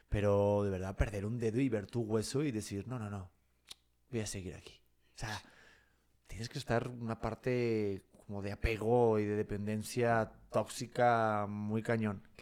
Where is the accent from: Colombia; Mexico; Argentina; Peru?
Mexico; Yo soy mexicano.